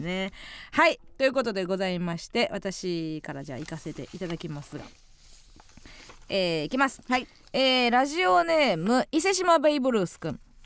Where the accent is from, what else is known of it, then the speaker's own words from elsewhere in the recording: Kansai, Osaka, Japan; 地元大阪関西